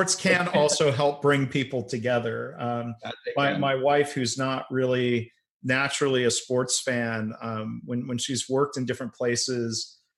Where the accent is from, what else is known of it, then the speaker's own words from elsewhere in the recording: Detroit, Michigan, United States; moved away; also born or lived in San Antonio; I grew up in the Detroit area